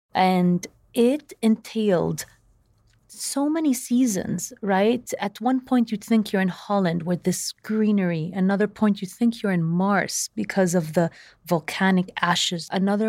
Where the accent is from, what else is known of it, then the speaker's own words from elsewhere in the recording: Saudi Arabia; I really believe that growing up in Saudi Arabia gave me a different perspective than the average Lebanese person maybe being raised in Lebanon.